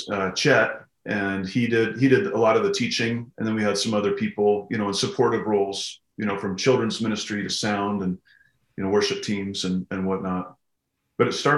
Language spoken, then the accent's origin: English; Pocatello, Idaho, United States; moved away as an adult; also born or lived in Missouri; now in Kalispell, United States; I grew up in Southeast Idaho in a town called Pocatello